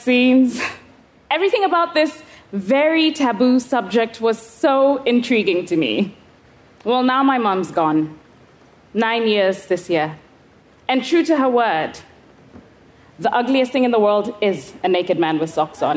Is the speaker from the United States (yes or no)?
no; Kenya; I was 11 years old, growing up in Kenya.